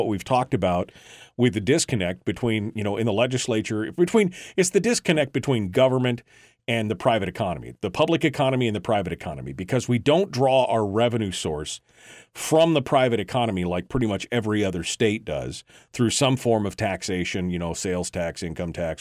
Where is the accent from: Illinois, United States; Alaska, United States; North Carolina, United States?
Alaska, United States; Fairbanks; born and raised in Fairbanks